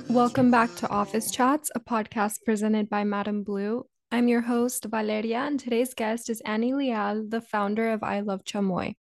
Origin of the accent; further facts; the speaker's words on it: Mission, Texas, United States; I'm, um, from Mission, Texas